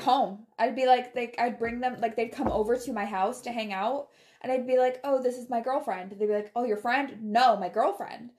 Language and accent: English; Taylor, Michigan, United States; moved away; I grew up around Metro Detroit in Michigan